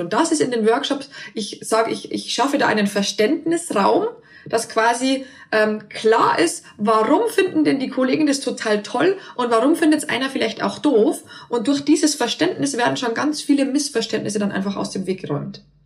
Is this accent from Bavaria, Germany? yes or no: yes; near Passau, Bavaria, Germany; moved away as an adult; also born or lived in Berlin; ich komme äh, ursprünglich aus Bayern, aus der Nähe von Passau und dort lebt auch meine Familie